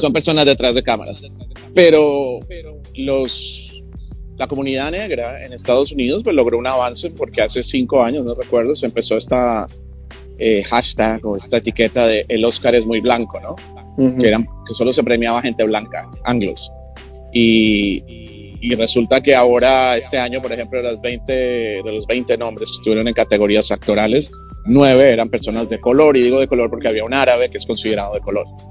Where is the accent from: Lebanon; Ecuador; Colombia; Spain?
Colombia; now in Los Angeles, United States; yo soy hispano porque yo nací en Colombia y estoy acá